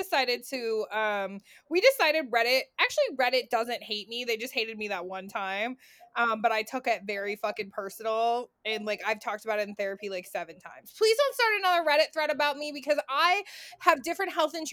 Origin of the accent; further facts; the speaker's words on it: Chicago, Illinois, United States; moved away; we're going to Chicago. I'm so excited. My hometown